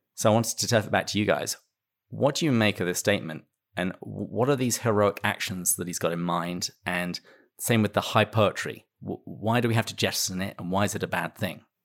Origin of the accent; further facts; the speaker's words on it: England, United Kingdom; moved away; I am English, but I live in another country